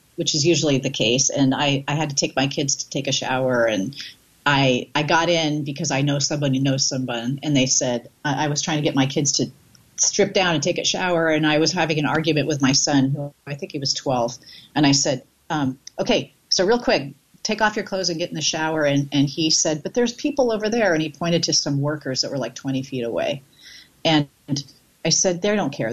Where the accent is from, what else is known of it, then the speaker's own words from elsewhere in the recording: Bay Area, California, United States; lived in the Bay Area and went to the Bay Area Comedy Festival when I was underage.